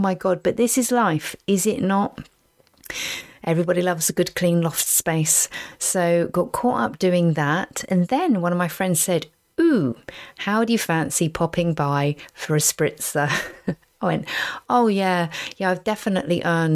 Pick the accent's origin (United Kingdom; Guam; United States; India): United Kingdom; Basingstoke, South East England; also born or lived in Reading; where I grew up in Basingstoke